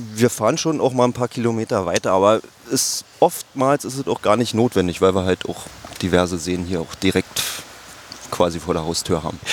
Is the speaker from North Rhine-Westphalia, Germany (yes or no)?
no; Altmark, Saxony-Anhalt, Germany; Ich komme auch hier aus der Altmark. Also die Altmark ist ja hier nicht weit weg. Wir sind ja so ziemlich an der Grenze. Bin hier auch groß geworden